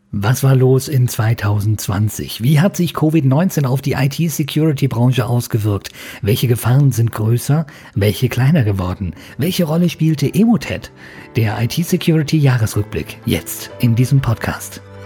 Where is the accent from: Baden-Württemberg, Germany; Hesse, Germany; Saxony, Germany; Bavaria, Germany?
Bavaria, Germany; bei uns in Bayern